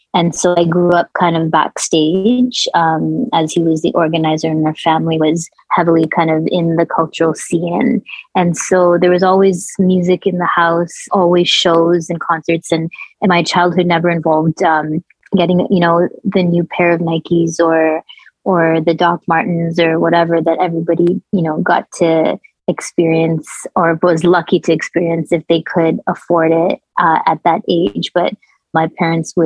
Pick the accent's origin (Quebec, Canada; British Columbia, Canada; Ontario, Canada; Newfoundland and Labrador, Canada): Ontario, Canada; Toronto; also born or lived in India / Kuwait; I was born in India, and I had a childhood in Kuwait, and our family experienced a war when I was young, which ended up leading us to Toronto. And then I, just like Amrit, grew up in a fairly diverse, immigrant heavy suburb in Toronto.